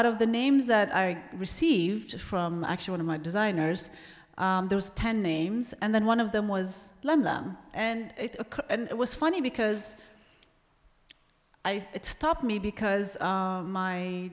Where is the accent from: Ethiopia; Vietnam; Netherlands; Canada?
Ethiopia; moved away; growing up in Ethiopia